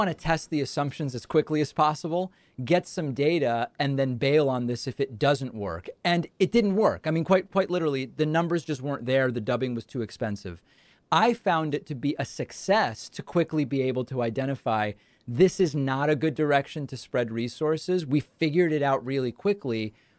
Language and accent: English; Argentina; I'm from Argentina, and I thought there's some demand for this.